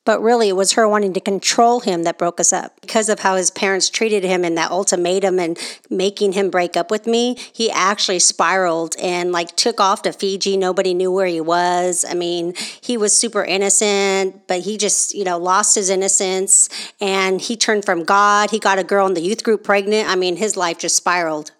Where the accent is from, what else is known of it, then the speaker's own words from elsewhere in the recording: Oakland, California, United States; moved away; also born or lived in the South (US); I was born and raised in California and specifically the Oakland Bay Area